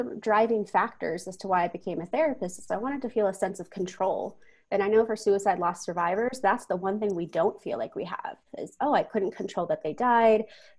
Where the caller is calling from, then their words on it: Denver, Colorado, United States; Yes, I am calling in from Denver, Colorado, USA.